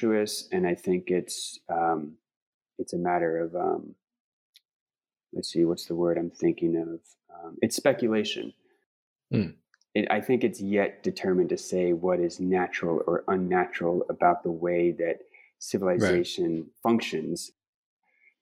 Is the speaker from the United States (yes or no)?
yes; Pacific Northwest, United States; I'm from the Pacific Northwest, and you know, different climate, just different bioregion altogether